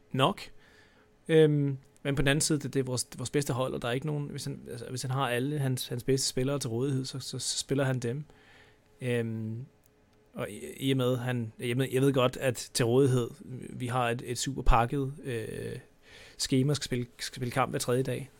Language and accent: Danish; Denmark; vi er danskere